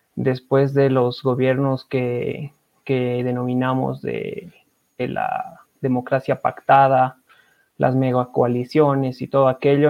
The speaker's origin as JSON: {"language": "Spanish", "country": "Bolivia", "said": "como bolivianos"}